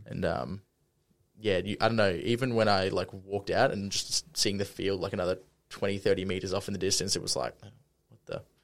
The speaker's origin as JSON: {"language": "English", "town": "Brisbane", "region": "Queensland", "country": "Australia", "tie": "born or raised there", "said": "I'm born and raised in Brisbane."}